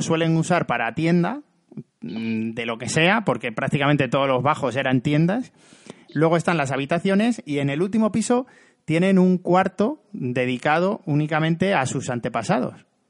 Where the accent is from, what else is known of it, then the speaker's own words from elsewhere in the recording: Cáceres, Extremadura, Spain; en mi pueblo de Cáceres